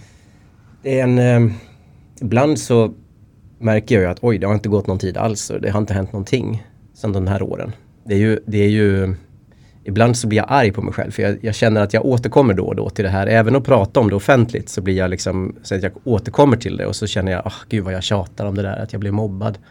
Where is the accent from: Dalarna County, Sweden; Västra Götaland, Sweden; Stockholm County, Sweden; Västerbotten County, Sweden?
Dalarna County, Sweden; Linghed; also born or lived in Västergötland; jag är uppvuxen i en liten by utanför Falun i Dalarna som heter Linghed.